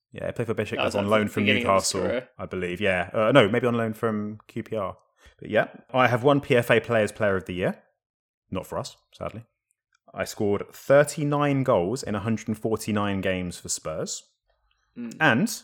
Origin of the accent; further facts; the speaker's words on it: Paramaribo, Paramaribo District, Suriname; born there; I was born, this is an interesting one, would this have helped? I was born in Paramaribo, Suriname.